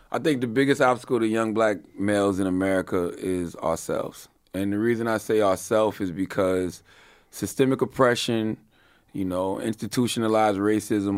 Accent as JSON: {"language": "English", "town": "Moncks Corner", "region": "South Carolina", "country": "United States", "said": "I'm from Monks Corner, South Carolina"}